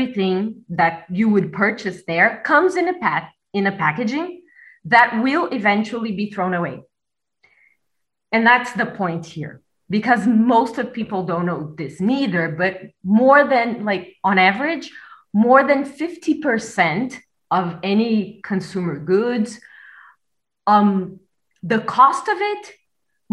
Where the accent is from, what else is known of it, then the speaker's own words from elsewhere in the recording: Brazil; now in Berlin, Germany; I'm from Brazil, but I currently live in Berlin.